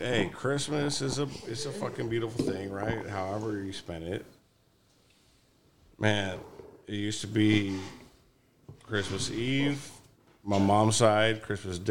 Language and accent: English; Highland, California, United States; We had a little house in Highland